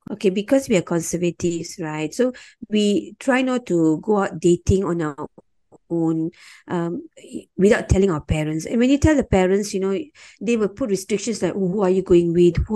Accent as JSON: {"language": "English", "country": "India", "said": "I'm Marat Tamil and I'm Indian, you know, I can speak Tamil."}